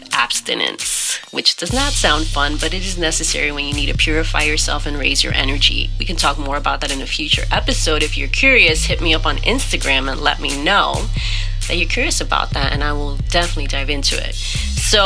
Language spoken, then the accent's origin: English; New York City, New York, United States; moved away as an adult; now in Miami, United States; I was born in New York